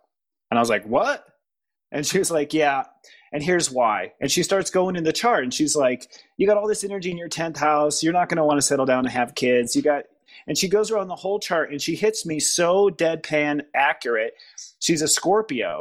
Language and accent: English; Midwest, United States; moved away; also born or lived in Los Angeles / San Francisco; I'm from the Midwest